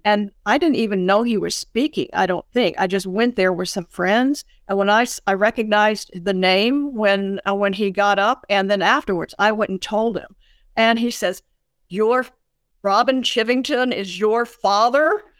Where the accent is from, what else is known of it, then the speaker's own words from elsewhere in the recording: Birmingham, Alabama, United States; I grew up in Birmingham in the nineteen fifties and, and nineteen sixties.